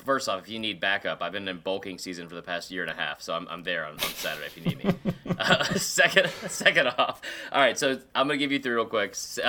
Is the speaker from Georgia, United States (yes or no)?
yes; Atlanta, Georgia, United States; I grew up in Atlanta. I was subjected to Catholic school growing up.